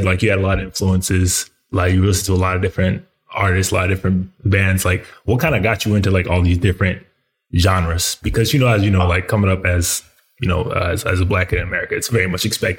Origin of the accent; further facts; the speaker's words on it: Colorado Springs, Colorado, United States; I went to high school in Colorado.